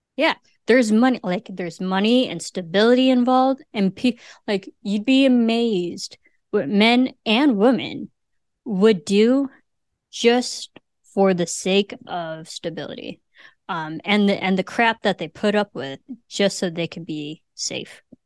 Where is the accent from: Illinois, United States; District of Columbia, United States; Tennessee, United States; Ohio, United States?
Illinois, United States; I'm from Illinois.